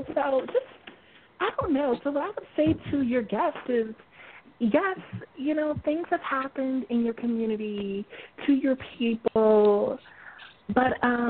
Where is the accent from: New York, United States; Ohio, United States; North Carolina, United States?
New York, United States; upstate; I was raised here in America. Of course, in upstate New York.